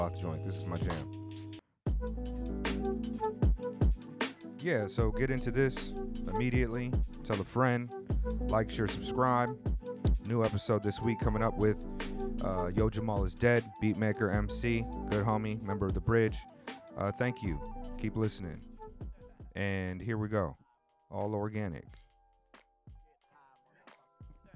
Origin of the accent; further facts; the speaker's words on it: Southern California, United States; I grew up in Southern California as well.